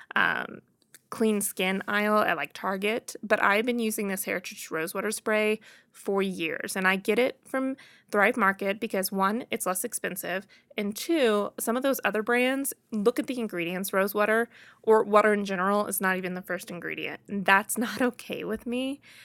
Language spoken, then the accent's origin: English; Boonville, Missouri, United States; moved away; I'm from Booneville, Missouri originally.